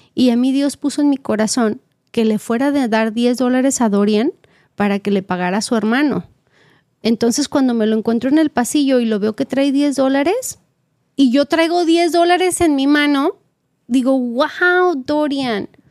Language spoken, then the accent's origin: Spanish; Mexico; now in California, United States; yo como mexicana, pues así me educaron